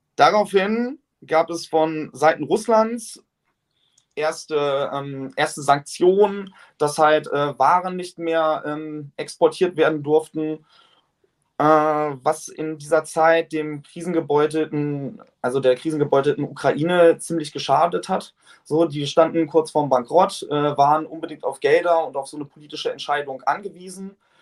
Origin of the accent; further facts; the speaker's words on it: Germany; hier bei uns in Deutschland